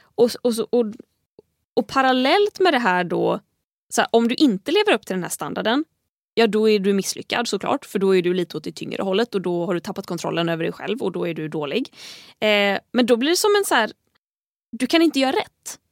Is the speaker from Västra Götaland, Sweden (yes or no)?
yes; Tahult, Västra Götaland, Sweden; also born or lived in Gothenburg; i egenskap av göteborgare, eller jag är, inte ens, jag är från Tahult men är, jag i Stockholm så får jag lov att kalla mig göteborgare